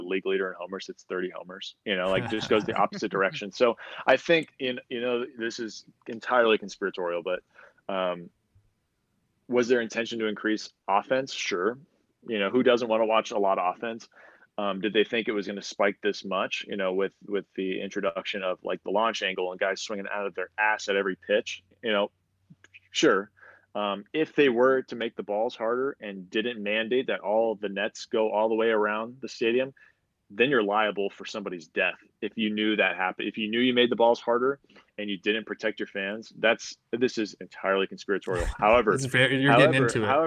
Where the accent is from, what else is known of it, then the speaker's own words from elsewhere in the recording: San Diego, California, United States; I was at home in front of my home crowd or my hometown crowd. So we were in San Diego